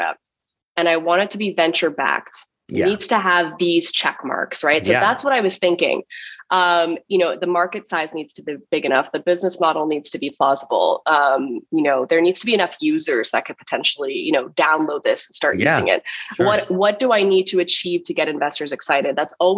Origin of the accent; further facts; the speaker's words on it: Ottawa, Ontario, Canada; moved away as an adult; also born or lived in Halifax, Nova Scotia / Toronto; now in New York, United States; I grew up in Ottawa, Canada